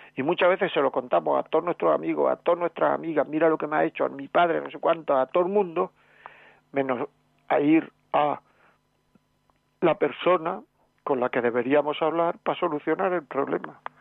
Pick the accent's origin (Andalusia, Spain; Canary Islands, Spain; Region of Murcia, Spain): Andalusia, Spain; Granada; en mi pueblo, en mi tierra, en Granada